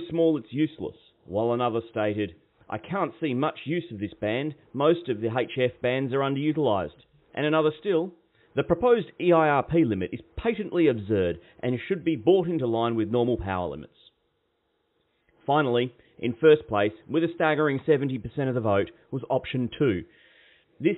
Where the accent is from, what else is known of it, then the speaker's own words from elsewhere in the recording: Queensland, Australia; Being a Queenslander myself